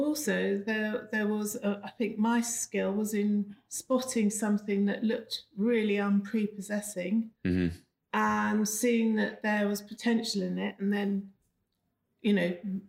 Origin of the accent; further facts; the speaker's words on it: London, United Kingdom; moved away as an adult; also born or lived in Cheltenham; Born and raised in London and in Kensington.